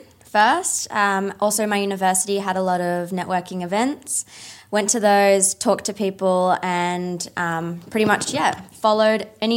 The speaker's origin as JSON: {"language": "English", "country": "Australia", "said": "I'm from Australia"}